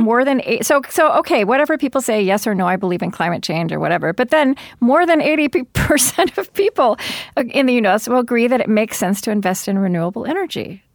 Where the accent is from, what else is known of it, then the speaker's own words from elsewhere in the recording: Oklahoma, United States; now in Minnesota, United States; I grew up in Oklahoma